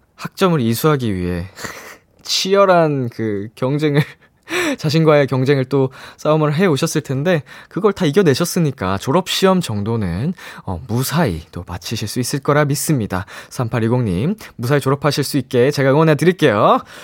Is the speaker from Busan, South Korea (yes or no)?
no; Seoul, South Korea; 저도 이제 평생 서울에서 나고 자라서